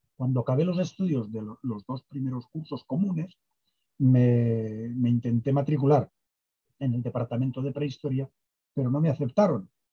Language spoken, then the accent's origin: Spanish; Castellón de la Plana, Valencian Community, Spain; also born or lived in Asturias; Nací allí, luego me crié en Asturias, después regresamos, me crié en Valencia y de Valencia en Castellón, y mm, de hecho mis estudios ya secundarios fueron en el instituto, en el liceo de Castellón